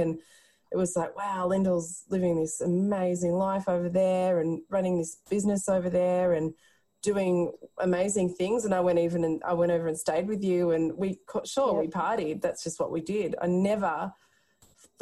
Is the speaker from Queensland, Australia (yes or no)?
no; Castlemaine, Victoria, Australia; We're from the country. Yeah. We grew up in Castlemaine in central Victoria